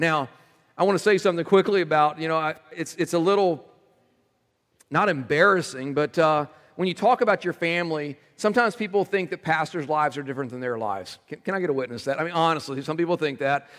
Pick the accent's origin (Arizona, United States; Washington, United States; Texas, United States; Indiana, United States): Texas, United States; moved away; I was raised in Texas.